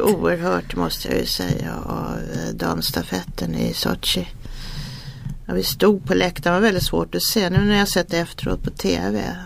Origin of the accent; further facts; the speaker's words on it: Sweden; jag är svensk